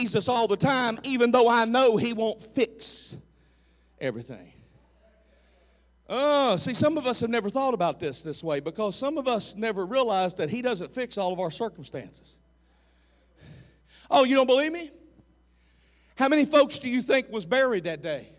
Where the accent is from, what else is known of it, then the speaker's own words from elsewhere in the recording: the South, United States; I'm from the South